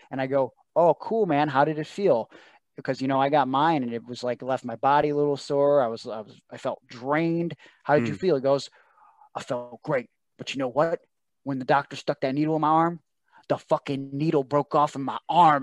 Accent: Cleveland, Ohio, United States; I'm from Cleveland

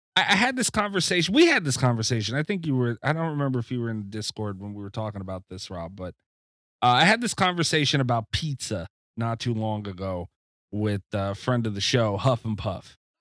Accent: New York, United States; I'm from New York

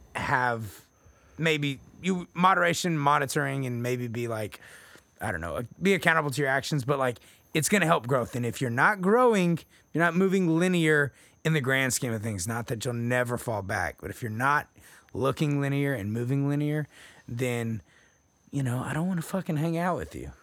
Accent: Texas, United States; I'm from Texas

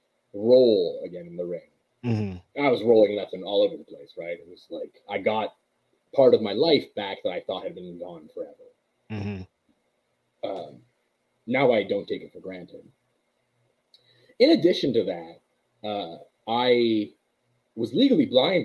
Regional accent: Montreal, Quebec, Canada; Being from Montreal

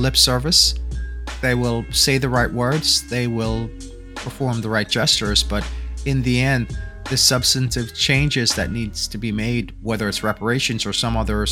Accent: Jamaica; now in United States; As a Jamaican

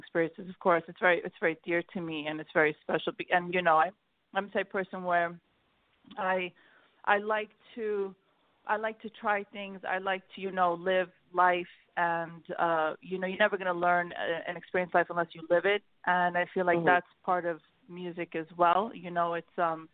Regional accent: New York, United States; also born or lived in Sweden; I grew up in New York. I was born in Sweden, and I moved out of here. My parents moved to New York when I was five, and I grew up in New York most of my life.

